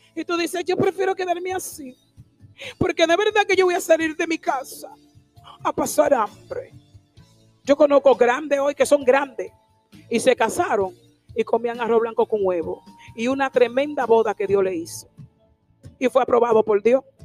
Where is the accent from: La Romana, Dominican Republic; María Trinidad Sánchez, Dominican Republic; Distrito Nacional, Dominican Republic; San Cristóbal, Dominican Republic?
La Romana, Dominican Republic; also born or lived in Higüey; Yo no soy de Higüey, tú sabes, yo soy de la romana